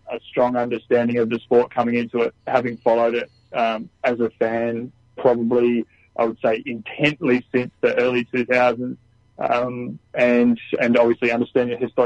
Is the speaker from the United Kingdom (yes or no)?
no; Newcastle, New South Wales, Australia; I grew up in Newcastle, not too far at all from where the track is in town